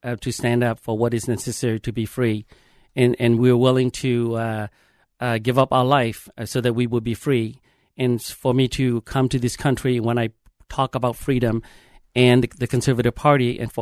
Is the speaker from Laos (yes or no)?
yes; Laos; now in Minnesota, United States; I am originally from Laos, Southeast Asia